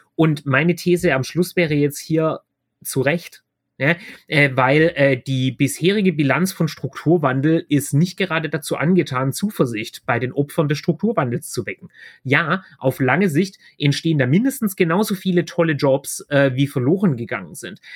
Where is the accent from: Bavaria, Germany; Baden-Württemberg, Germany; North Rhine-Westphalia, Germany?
Baden-Württemberg, Germany; Ich komme aus Baden-Württemberg, da werden wir grün regiert